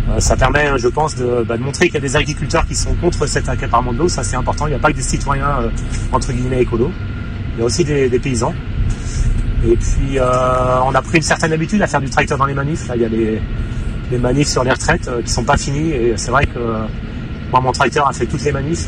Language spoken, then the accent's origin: French; Pays de la Loire, France; je viens du Maine-et-Loire